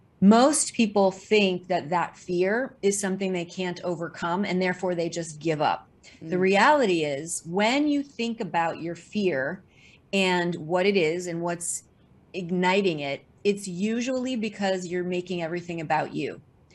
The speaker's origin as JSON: {"language": "English", "region": "Missouri", "country": "United States", "lives_now": "New York City, United States", "said": "living in New York City for the past 30 years in the theater, film, and television showbiz world. And I moved to New York City from Missouri to pursue a career in dance."}